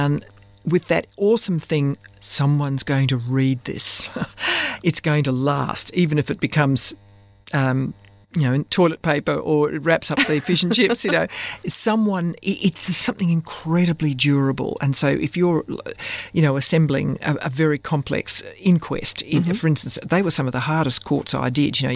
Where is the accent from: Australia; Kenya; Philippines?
Australia; I'm essentially an Australian woman